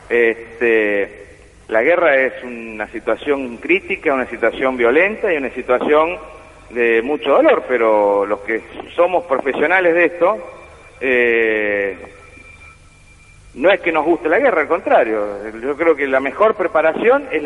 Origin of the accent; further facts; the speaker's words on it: San Luis, Argentina; nací en San Luis y viví hasta los 18 años en San Luis. Hice toda la, primaria y la secundaria en San Luis.